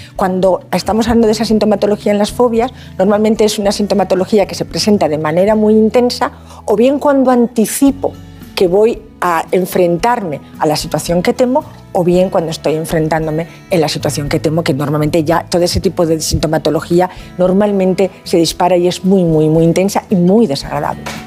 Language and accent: Spanish; Asturias, Spain; now in Valencia, Spain; Soy asturiana de corazón, valenciana de adopción y además ah. muy feliz de estar en Valencia, de vivir en ah, Valencia